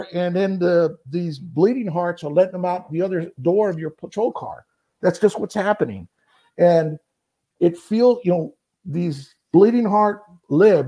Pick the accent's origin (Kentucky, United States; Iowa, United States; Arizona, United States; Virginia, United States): Arizona, United States; Phoenix; also born or lived in Buckeye, Arizona; I'm a Barrio kid. I grew up in the Barrio. I grew up just east of downtown Phoenix